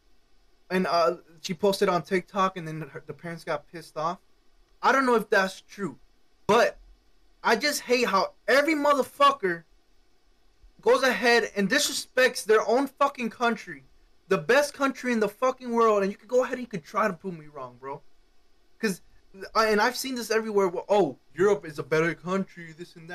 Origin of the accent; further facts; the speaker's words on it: Cuba; now in United States; I'm not from this country. I was born in Cuba